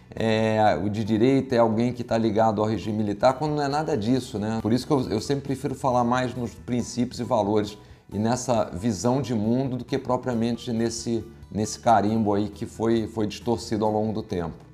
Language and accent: Portuguese; Rio de Janeiro, Brazil; accent: carioca; eu sou, sou carioca, como dá para ver pelo sotaque